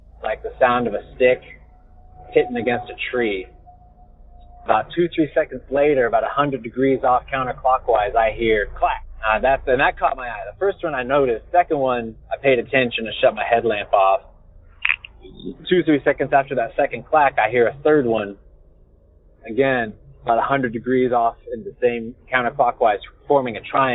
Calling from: Southern Oregon, United States; I'm calling you from Southern Oregon

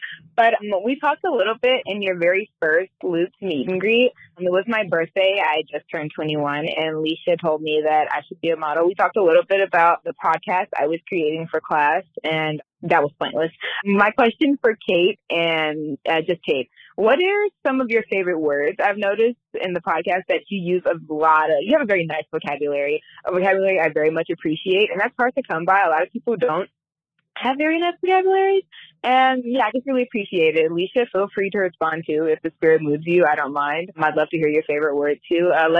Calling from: Chicago, Illinois, United States; I'm calling from Chicago.

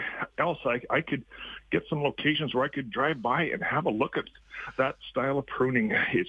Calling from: Red Deer, Alberta, Canada; Hey, I'm from the Red Deer area

